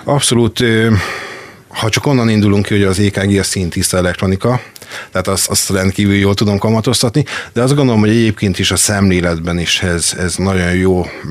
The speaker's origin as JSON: {"language": "Hungarian", "town": "Makó", "region": "Csongrád-Csanád", "country": "Hungary", "tie": "born or raised there", "also_born_or_lived": "Szeged", "said": "Ez még Makon volt, én eredetileg makói származású vagyok"}